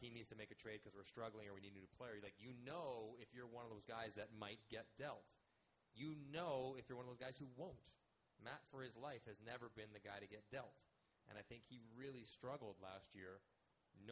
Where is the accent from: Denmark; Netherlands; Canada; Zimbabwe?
Canada; I'm Canadian, proudly